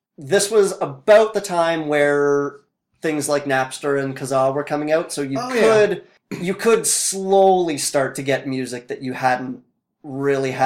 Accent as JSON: {"language": "English", "town": "Fort McMurray", "region": "Alberta", "country": "Canada", "tie": "born or raised there", "said": "I was born and raised in Fort McMurray"}